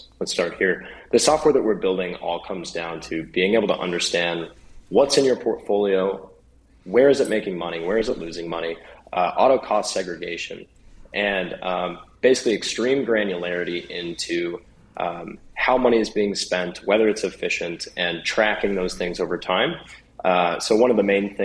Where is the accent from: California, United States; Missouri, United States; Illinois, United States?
Missouri, United States; Springfield; I'm actually from Springfield